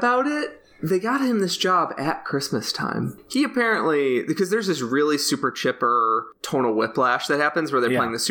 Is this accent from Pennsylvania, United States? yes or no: no; Illinois, United States; I grew up in Illinois, which has, like, you know, you can find some hills around, but it's fairly flat.